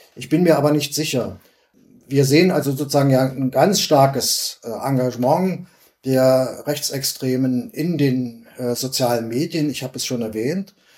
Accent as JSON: {"language": "German", "region": "East Germany", "country": "Germany", "said": "wir Ostdeutschen"}